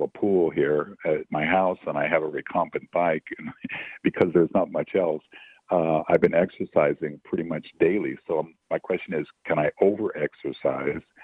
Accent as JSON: {"language": "English", "town": "Los Angeles", "region": "California", "country": "United States", "tie": "born or raised there", "said": "I grew up here in Los Angeles"}